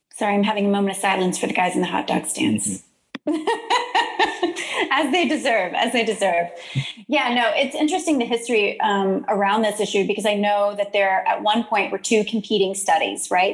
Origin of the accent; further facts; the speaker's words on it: Deer Park, Texas, United States; moved away as an adult; also born or lived in New York City; now in Houston, United States; I grew up in Deer Park, mm-hmm. um, right along the Houston Ship Channel